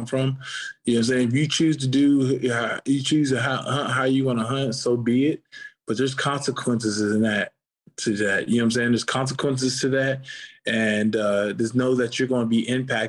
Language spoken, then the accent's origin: English; Ohio, United States; moved away as an adult; I was being from Ohio